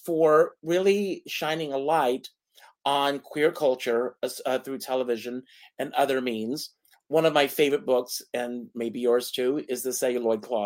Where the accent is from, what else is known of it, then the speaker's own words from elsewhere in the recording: South Carolina, United States; moved away as an adult; now in New York, United States; I grew up in the South in the 60s and the 70s. I moved to New York in 1979. At the age of 18.